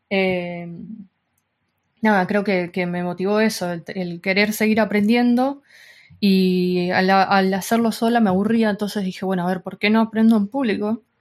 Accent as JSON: {"language": "Spanish", "country": "Argentina", "moved": "yes", "lives_now": "Spain", "said": "desde que también me, vine de Argentina para España, hubo un corte muy grande"}